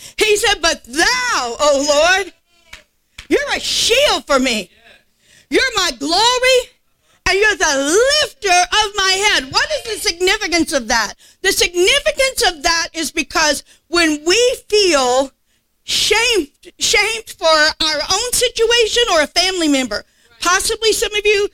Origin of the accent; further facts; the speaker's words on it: South Louisiana, United States; I'm from South Louisiana